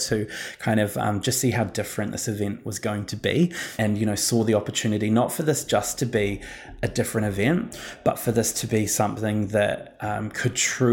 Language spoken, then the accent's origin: English; New Zealand; now in Australia; arriving in Australia and trying to, as a New Zealander